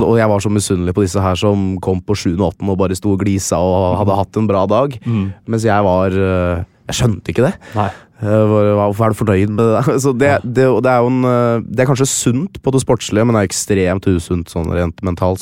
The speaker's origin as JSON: {"language": "Norwegian", "town": "Lillestrøm", "region": "Akershus", "country": "Norway", "tie": "born or raised there", "said": "var jeg han eneste blant 20 spillere i troppen som var født og oppvokst i Lillestrøm"}